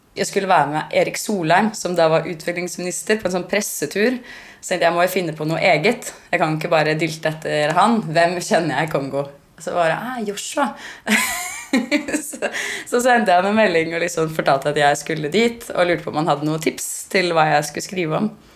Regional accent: Norway; Vi begynte å snakke norsk til dem

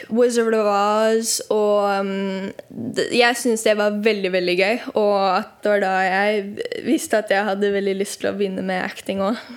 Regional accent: Norway; vi burde liksom kanskje knytte til um, at jeg er fra Norge også

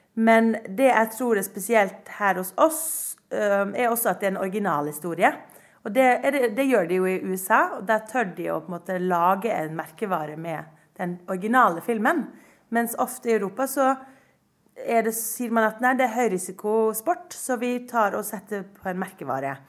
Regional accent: Norway; jeg er norsk

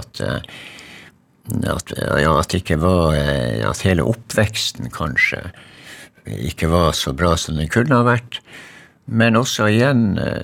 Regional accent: Magerøya, Finnmark, Norway; moved away; jeg kommer jo fra Magerøy, ikke sant, og der er det ingen trær

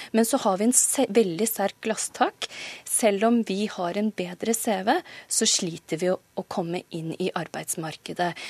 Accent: Norway; jeg er født og oppvokst i Norge

